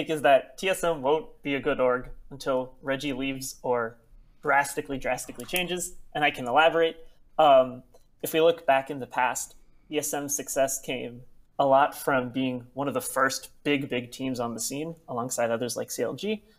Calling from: Pasadena, California, United States; Hi, I'm calling from Pasadena in California.

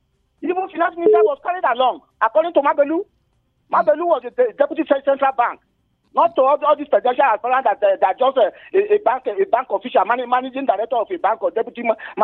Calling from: Jos, Plateau, Nigeria; I'm calling from Jos South.

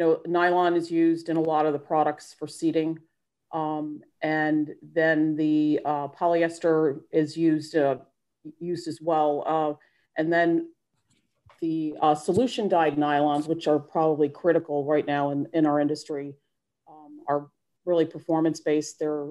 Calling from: North Carolina, United States; I'm actually calling in from North Carolina.

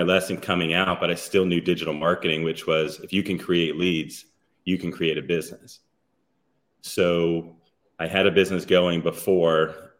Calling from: Aventura, Florida, United States; In Miami or Aventura, Florida, which is North Miami.

